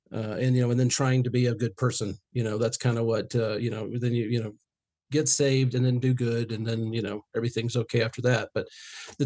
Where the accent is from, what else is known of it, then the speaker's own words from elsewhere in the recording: Northeast Georgia, United States; I grew up in Northeast Georgia